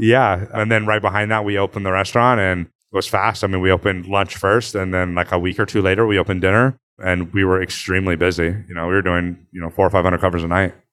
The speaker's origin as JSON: {"language": "English", "town": "Placerville", "region": "California", "country": "United States", "tie": "born or raised there", "also_born_or_lived": "Texas / Napa, California / New York", "moved": "yes", "lives_now": "Los Angeles, United States", "said": "I was born in Texas, lived in Texas until, like, second grade, moved to Northern California, to Placerville area, and then moved to Napa"}